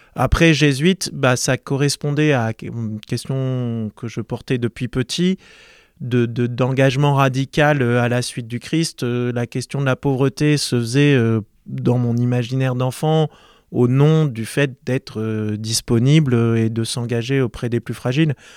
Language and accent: French; Marseille, Provence-Alpes-Côte d'Azur, France; J'ai grandi à Marseille